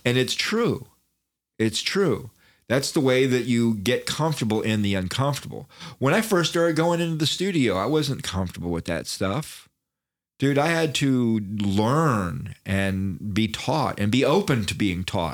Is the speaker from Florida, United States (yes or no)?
yes; Daytona Beach, Florida, United States; I'm from Daytona Beach, which is not country, right?